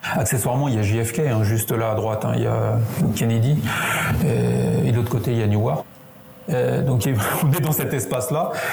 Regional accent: France; accent: French; On se retrouve deux Français dans un avion. Alors c'est un avion qui était loué à Montréal, donc immatriculation canadienne, avec mon accent français

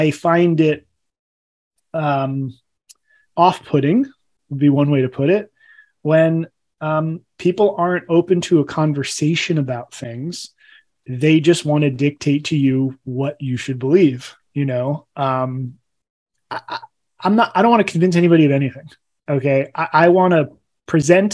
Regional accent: Middlesex County, Northeast New Jersey, United States; moved away; also born or lived in California; I grew up in Northeast New Jersey

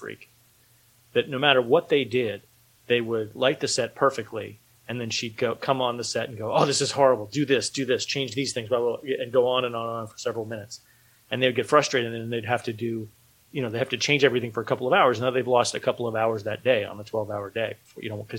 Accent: United States; moved away as an adult; also born or lived in Philadelphia area; now in Philadelphia, United States; I'm from New York

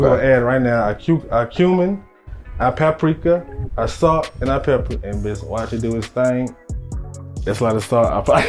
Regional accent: St. Louis, Missouri, United States; I'm actually not from the South, as you know. I'm from St. Louis, Missouri.

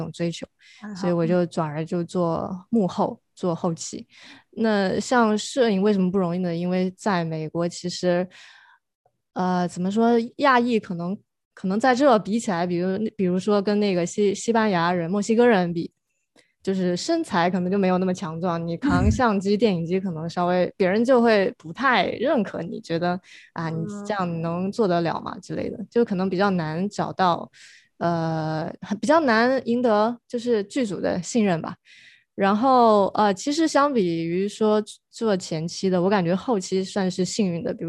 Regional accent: China; now in United States; 因为我是从国内过来留学读电影，然后留下来的人

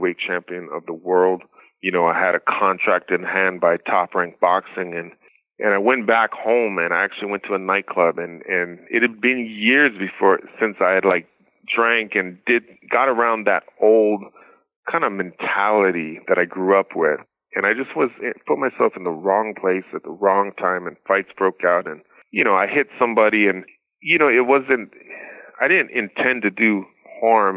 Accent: Maui, Hawaii, United States; moved away; I grew up in Maui on an island with pineapples

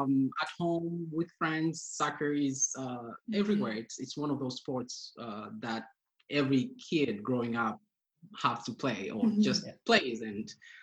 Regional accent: Moshi, Kilimanjaro, Tanzania; now in United States; born and raised in Tanzania in a little town called Moshi, in Kilimanjaro region of the country, which is on the northern part of the country.

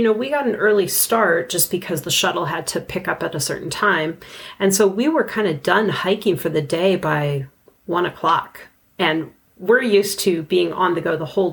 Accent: Southwest, United States; we're from the Southwest

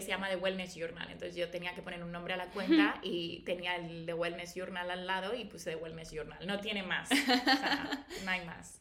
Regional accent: Valladolid, Castile and León, Spain; moved away as an adult; now in Madrid, Spain; yo nací en Valladolid, pero llevo desde los 18 en Madrid

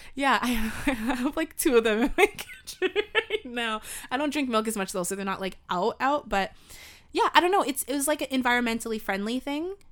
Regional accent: Canada; first language English; as Canadian podcasters, content creators

